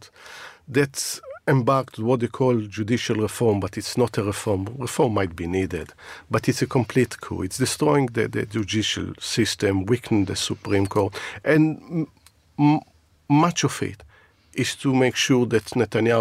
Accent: Israel; moved away as an adult; now in United Kingdom; My upbringing is in Israel. I bring some of the values that, I was brought up there, and it stays with you.

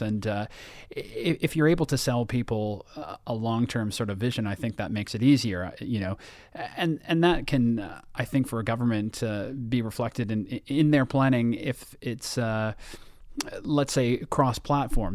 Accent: Toronto, Ontario, Canada; my hometown

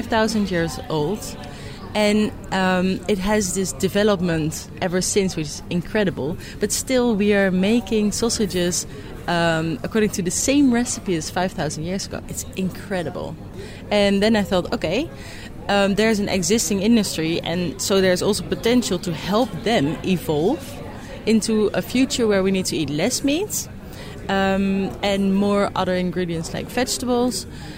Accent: Netherlands; I'm from the Netherlands.

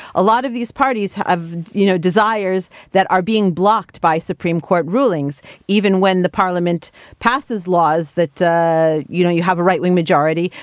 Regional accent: United States; now in Israel; I'm originally from America. I lived, have lived in Israel for many years.

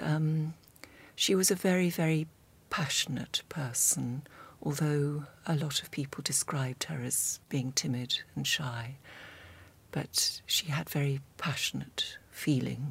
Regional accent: North Devon, South West England, United Kingdom; moved away; I grew up in North Devon and also came to the Slade

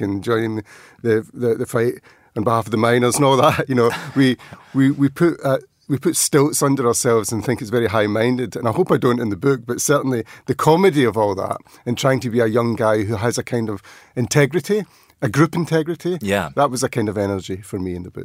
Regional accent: outside Glasgow, Scotland, United Kingdom; we grew up outside Glasgow

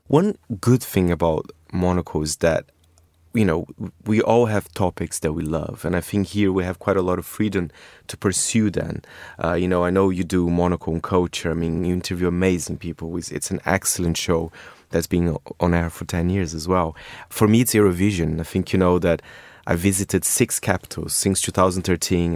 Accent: Brazil; moved away; I am from Brazil

